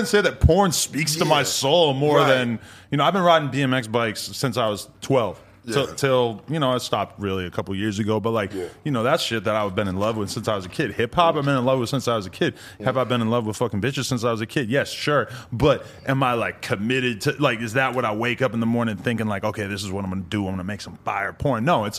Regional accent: New Hampshire, United States; New Hampshire?

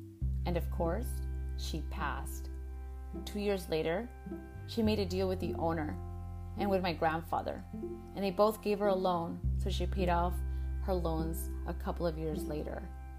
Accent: California, United States; I was born and raised in California. To be honest, I've never had any interactions with other Chicanas like myself.

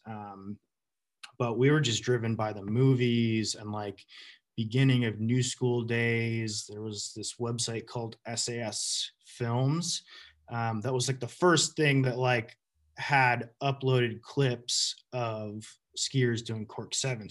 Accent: Western Massachusetts, United States; born or raised there; also born or lived in Burlington, Vermont

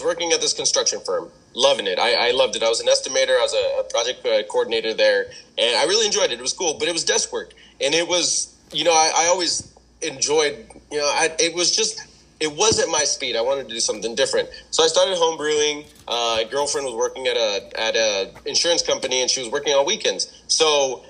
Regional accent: Wildomar, California, United States; also born or lived in Fallbrook, California / Rainbow, California; when we were 6 years old, my parents moved us up here to Wildomar, and I've been in Wildomar ever since

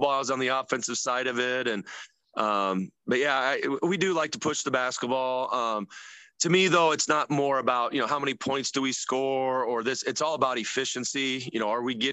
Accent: Elkhorn-Kimballton, Iowa, United States; I come from Elkhorn Kimbleton.

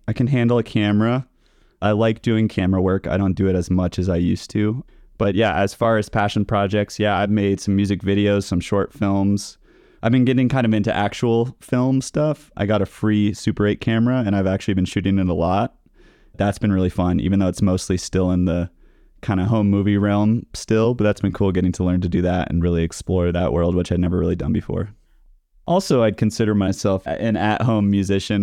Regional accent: Napa Valley, California, United States; now in Denver, United States; I'm from the Napa Valley of California

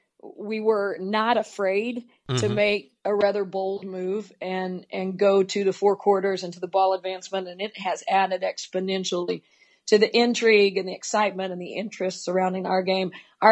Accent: Oklahoma, United States; I grew up in Oklahoma, was a holdout. We were one of the last states to move from 6-on-6 girls basketball to 5-on-5.

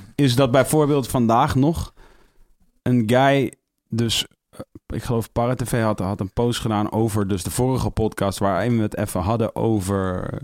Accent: Amersfoort, Utrecht, Netherlands; Ik kom uit Amersfoort

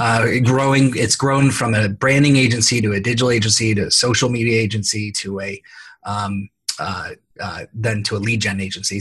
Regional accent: San Jose, California, United States; born and raised in San Jose, California, which is one of the rare people that actually is from here and lives here

